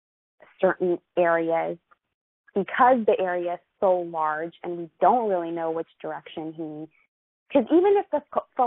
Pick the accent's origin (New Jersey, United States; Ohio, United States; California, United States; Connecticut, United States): California, United States; Los Angeles; I'm from Los Angeles